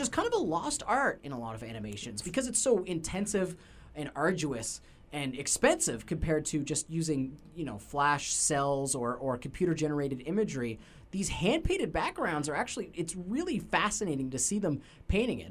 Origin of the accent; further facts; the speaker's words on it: Canada; we're Canadian